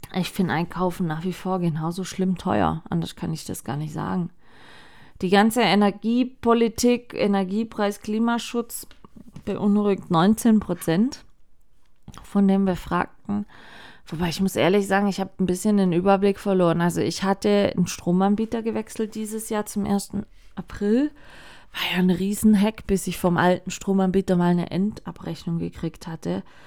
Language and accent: German; Baden-Württemberg, Germany; hier bei uns in Baden-Württemberg